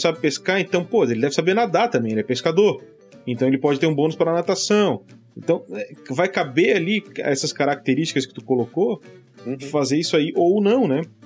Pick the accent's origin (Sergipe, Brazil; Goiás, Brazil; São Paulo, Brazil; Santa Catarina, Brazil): Santa Catarina, Brazil; Florianópolis; O cara é da minha terra, de Florianópolis